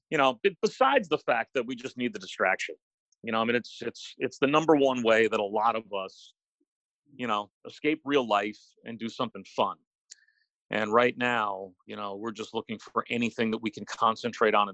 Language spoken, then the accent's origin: English; New Jersey, United States; You know, it was kind of standard middle class living in the suburbs of New York City. Growing up, I'm the oldest of four kids